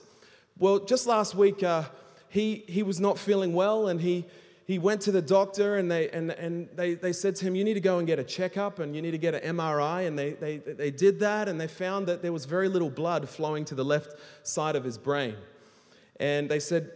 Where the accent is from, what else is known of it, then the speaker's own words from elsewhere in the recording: Australia; now in Hong Kong; I'm an Australian, and I live in Hong Kong